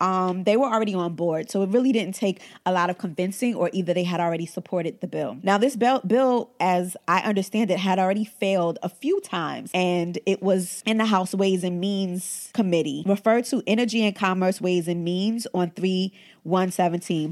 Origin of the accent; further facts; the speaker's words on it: United States; we are entitled to as American